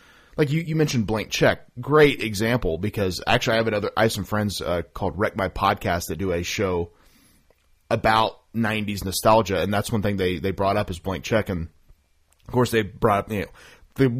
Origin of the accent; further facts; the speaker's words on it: Oklahoma, United States; I'm from Oklahoma